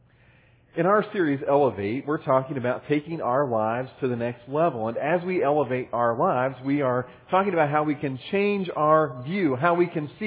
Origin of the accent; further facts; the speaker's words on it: Midwest, United States; also born or lived in Cincinnati, Ohio; When I was growing up in the Midwest, and even again when I was going to college in Cincinnati